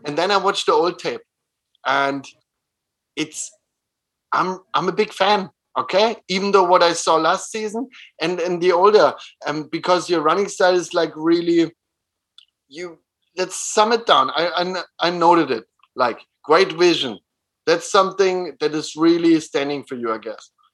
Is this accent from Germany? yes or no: yes; Germany; moved away as an adult; also born or lived in Innsbruck, Austria; now in Vienna, Austria; I was born next to Berlin, so I know the environment.